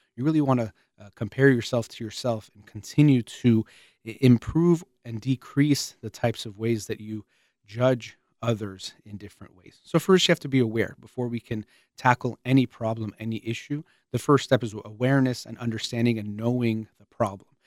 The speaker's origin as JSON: {"language": "English", "country": "United States"}